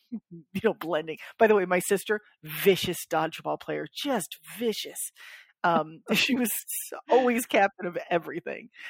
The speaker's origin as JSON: {"language": "English", "region": "Florida", "country": "United States", "said": "I'm from Florida"}